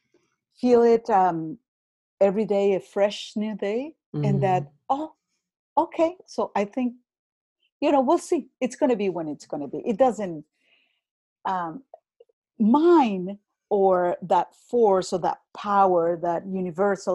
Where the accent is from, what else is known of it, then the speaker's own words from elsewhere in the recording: Venezuela; first language Spanish; English is a second language; moved away; I was born in Venezuela, my native language is Spanish.